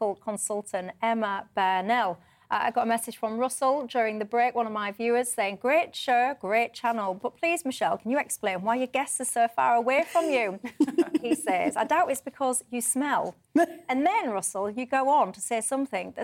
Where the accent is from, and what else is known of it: Yorkshire and the Humber, United Kingdom; accent: Yorkshire